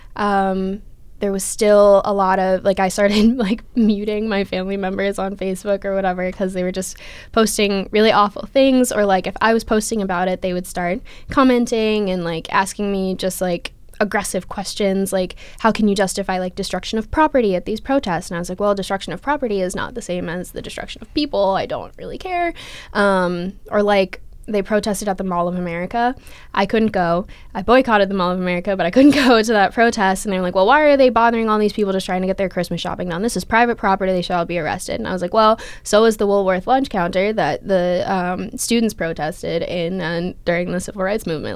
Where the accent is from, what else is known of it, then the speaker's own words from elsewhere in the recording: Minneapolis, Minnesota, United States; moved away; I'm from Minneapolis, Minnesota